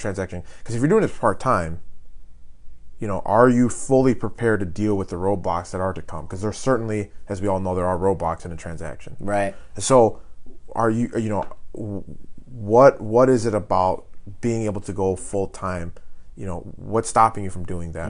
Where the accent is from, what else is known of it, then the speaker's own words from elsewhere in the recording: Illinois, United States; moved away; I'm I'm from Illinois originally.